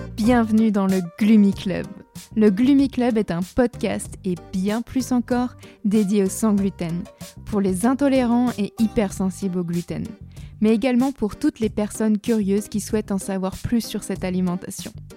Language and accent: French; Brittany, France; je suis bretonne